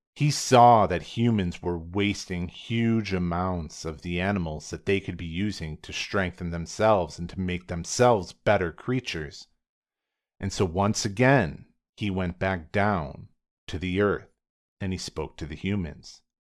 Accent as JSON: {"language": "English", "country": "United States", "said": "me as an American in the twenty-first century"}